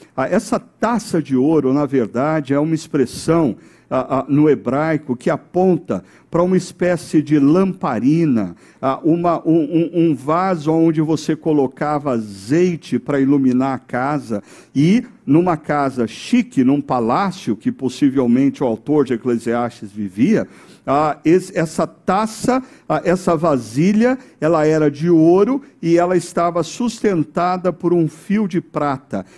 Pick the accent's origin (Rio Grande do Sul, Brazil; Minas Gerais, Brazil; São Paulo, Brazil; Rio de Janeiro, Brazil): São Paulo, Brazil; Quando eu era criança pequena, lá em São Paulo, no bairro do Sumaré, e morava na rua Capital Federal